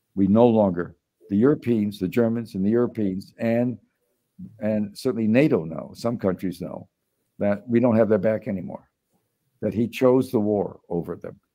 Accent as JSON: {"language": "English", "town": "Chicago", "region": "Illinois", "country": "United States", "tie": "born or raised there", "moved": "yes", "said": "growing up in Chicago"}